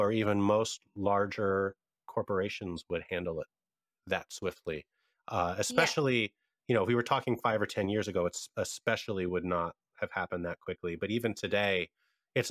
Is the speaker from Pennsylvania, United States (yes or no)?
yes; Pennsylvania, United States; moved away; my home state of Pennsylvania, my original home